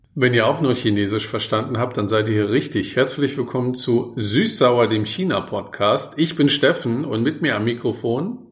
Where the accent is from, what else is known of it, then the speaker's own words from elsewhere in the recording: Germany; als Deutscher